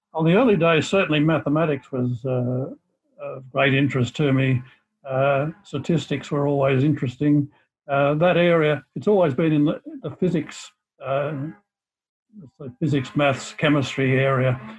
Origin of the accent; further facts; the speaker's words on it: Cobden, Victoria, Australia; also born or lived in Melbourne; I came from Cobden, which is a country area of Victoria near, towards the South Australian border, and moved to Melbourne uh, for schooling, secondary schooling, and stayed in Melbourne uh, for university.